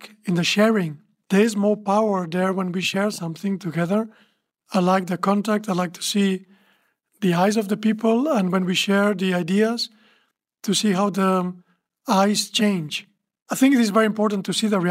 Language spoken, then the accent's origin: English; Barcelona, Catalonia, Spain; I'm from Barcelona